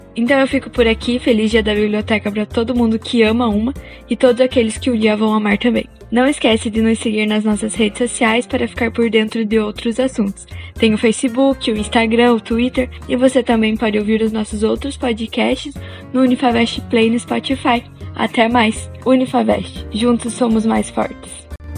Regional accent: interior of Paraná, Brazil; moved away; eu vim do interior do Paraná, por isso o sotaque

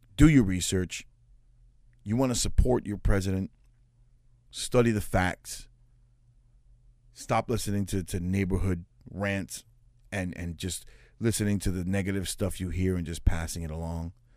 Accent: United States; I'm an American of Puerto Rican descent. I'm second generation born here in the United States

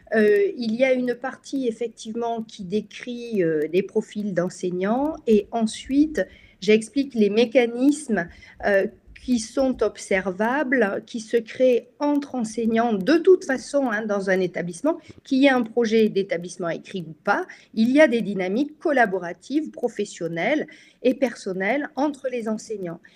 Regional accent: France; chez nous en France

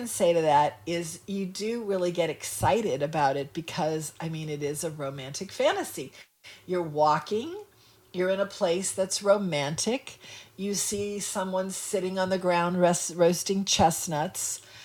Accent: New Orleans, Louisiana, United States; I grew up in New Orleans, you know, but I am not a New Orleanian at heart.

